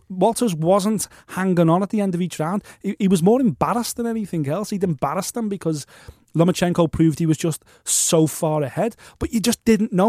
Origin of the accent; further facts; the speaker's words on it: Liverpool, North West England, United Kingdom; I'm from Liverpool